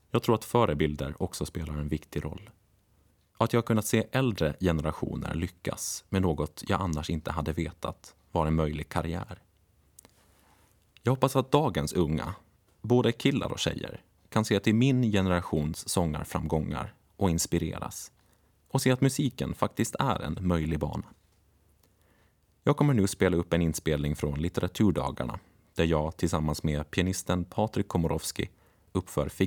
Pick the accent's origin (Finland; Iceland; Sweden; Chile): Finland; Åland; Martin, som inte har samma nostalgiska känsla för sin hembygd Bromma som jag har för Åland, kan göra sig lustig över det. Men kanske är det bara något vi ålänningar kan förstå.